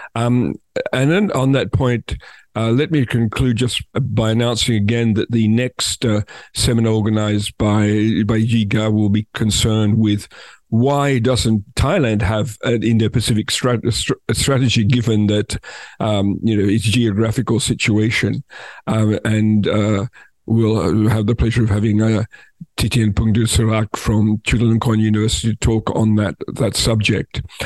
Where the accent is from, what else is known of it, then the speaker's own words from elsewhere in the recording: Australia; as somebody from Australia